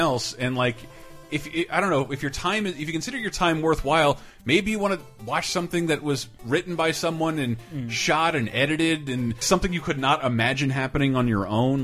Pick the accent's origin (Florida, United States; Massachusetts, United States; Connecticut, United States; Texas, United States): Florida, United States; also born or lived in Great Neck, Long Island, New York; my parents for moving to Florida, uh, moving to Florida from New York because I wanted to grow up mm. in New York